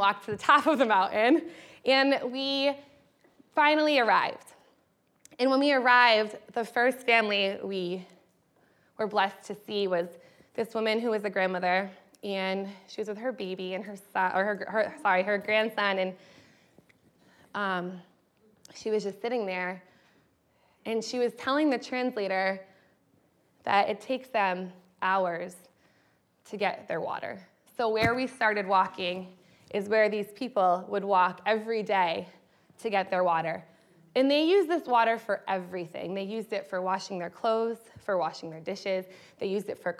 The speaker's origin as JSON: {"language": "English", "region": "Western Massachusetts", "country": "United States", "tie": "born or raised there", "said": "as a child, I grew up in Western Massachusetts, which is about an hour and a half from Boston"}